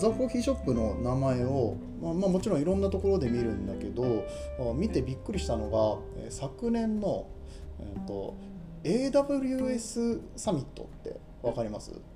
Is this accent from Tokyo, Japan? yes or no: no; Aichi, Japan; moved away as an adult; also born or lived in Kobe; now in Chiba, Japan; もともと僕愛知出身で